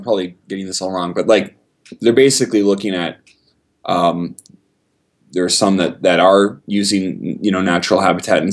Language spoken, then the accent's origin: English; St. Albert, Alberta, Canada; moved away as an adult; also born or lived in Prince George, British Columbia / Edmonton, Alberta; now in Athens, United States; I grew up in St. Albert, so I've lived here for the bulk of my life. I was born in Prince George and then moved around a bit when I was a kid. But we moved to St. Albert when I was 6 years old